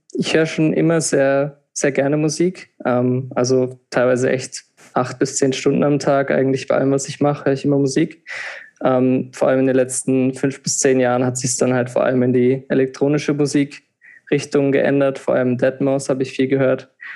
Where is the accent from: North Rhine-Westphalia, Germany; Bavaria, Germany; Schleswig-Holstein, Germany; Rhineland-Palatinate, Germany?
Rhineland-Palatinate, Germany; moved away as an adult; now in Vienna, Austria; ich komme ursprünglich aus Deutschland, wie man hört, ähm, aus der Pfalz, so wie du auch. Und wir haben ja da auch zusammen Abitur gemacht.